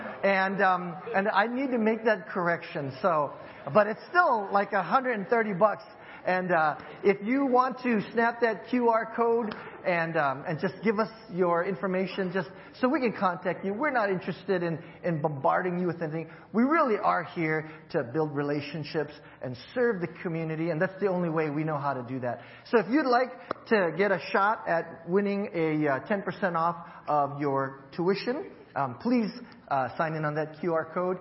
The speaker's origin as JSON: {"language": "English", "region": "Hawaii", "country": "United States", "tie": "born or raised there", "moved": "yes", "lives_now": "San Diego, United States", "said": "as a kid growing up in Hawaii"}